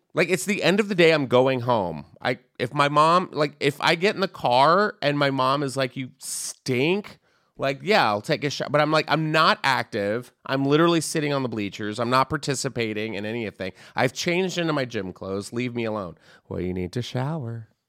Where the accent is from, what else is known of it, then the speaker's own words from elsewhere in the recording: San Antonio, Texas, United States; I grew up in Texas